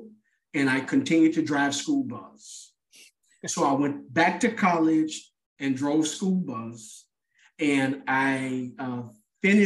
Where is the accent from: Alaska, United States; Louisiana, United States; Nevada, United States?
Louisiana, United States; Natchitoches; my hometown, Natchitoches, Louisiana